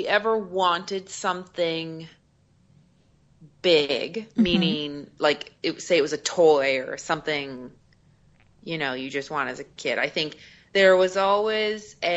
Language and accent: English; Newfoundland and Labrador, Canada; I'm from Eastern Canada, a place called Newfoundland